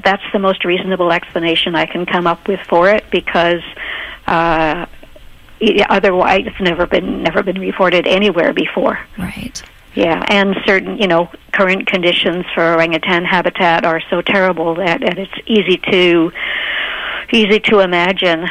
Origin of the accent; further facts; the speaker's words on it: Canada; as a Canadian to study infant chimpanzees for my PhD.